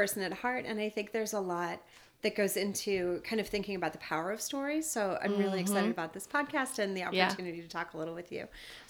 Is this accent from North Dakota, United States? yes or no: yes; North Dakota, United States; I was raised in North Dakota.